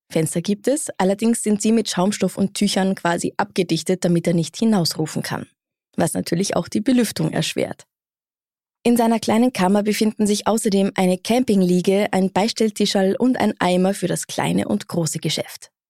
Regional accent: Bad Gastein, Salzburg, Austria; Ich komme aus Gastein.

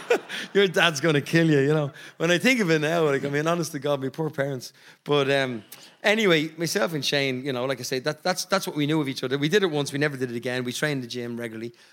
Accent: Ireland

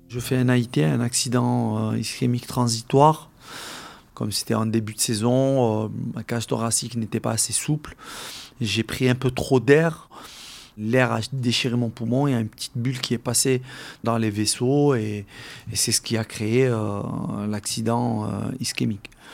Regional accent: Algeria; now in France; mes camarades de classe euh, avec qui j'ai grandi en Algérie

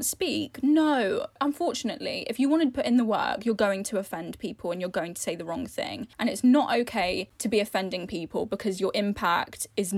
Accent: London, United Kingdom; growing up in London in like a really diverse, like in my school even was super diverse

